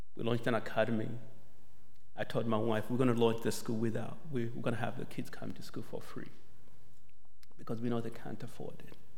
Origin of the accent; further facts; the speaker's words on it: Malawi; moved away as an adult; also born or lived in Zambia; now in United States; I was still doing my sixth grade in Malawi and Zambia